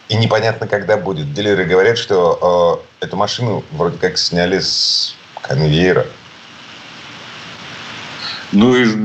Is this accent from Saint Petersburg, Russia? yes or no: yes; Saint Petersburg, Russia; из Петербурга